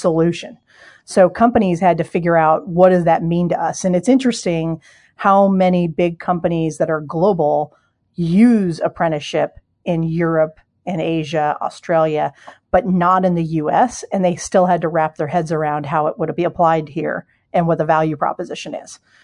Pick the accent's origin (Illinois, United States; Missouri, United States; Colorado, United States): Colorado, United States; Denver; also born or lived in Ohio / Cincinnati, Ohio / East Coast; now in Seattle, United States; I'm from Denver originally, but lived on the East Coast for a lot of years